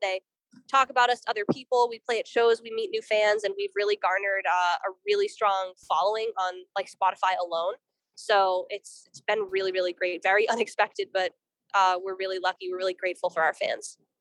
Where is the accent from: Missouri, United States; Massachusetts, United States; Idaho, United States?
Massachusetts, United States; Boston; I'm from Boston personally. Juno's from New York, but I'm from Boston